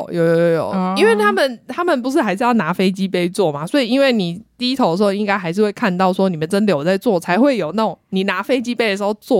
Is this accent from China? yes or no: no; Taiwan; 连我们台湾人都知道铃木一彻了